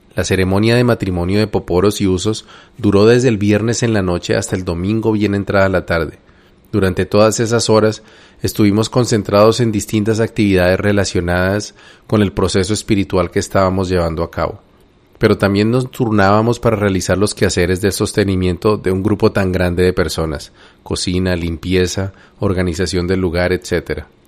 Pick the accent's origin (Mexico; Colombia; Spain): Colombia